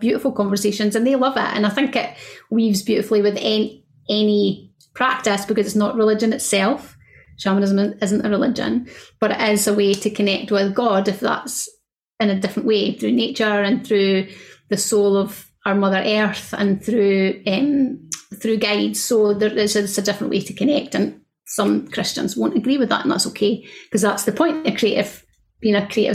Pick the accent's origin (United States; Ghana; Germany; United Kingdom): United Kingdom; Scotland; I'm Scottish